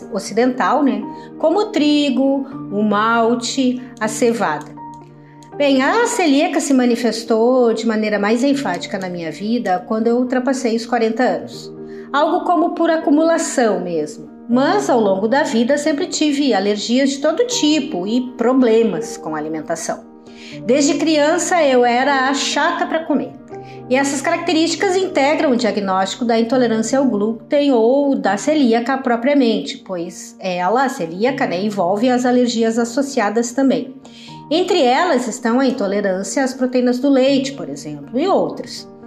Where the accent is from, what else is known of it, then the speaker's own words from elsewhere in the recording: Porto Alegre, Rio Grande do Sul, Brazil; now in Santa Maria, Brazil; tenho 52 anos, sou de Porto Alegre, mas estou morando atualmente em Santa Maria, na região central do Rio Grande do Sul.